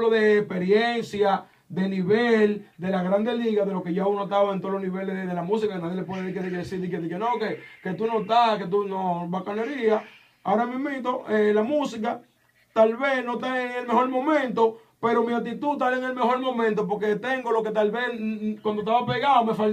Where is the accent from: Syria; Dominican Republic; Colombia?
Dominican Republic; Santo Domingo; now in New York, United States; yo me siento orgulloso, manito, porque yo vine de Nueva de Santo Domingo. Y yo represento una moda de los tigres dominicanos en Nueva York.